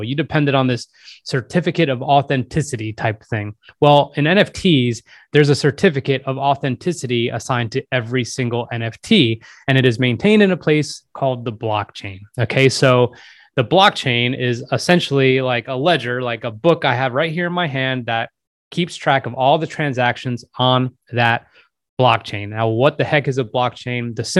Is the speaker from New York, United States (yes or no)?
yes; New York, United States; the places where I grew up near New York